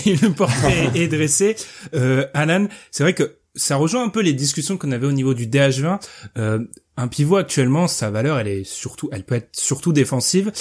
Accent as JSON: {"language": "French", "country": "France", "said": "on est français ici"}